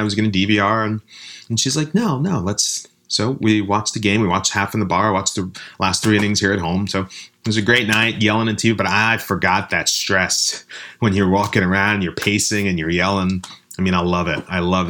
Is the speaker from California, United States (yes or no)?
no; New York City, New York, United States; also born or lived in Brooklyn; since I was born in the Bronx, and even though I lived in Brooklyn for the last 20 years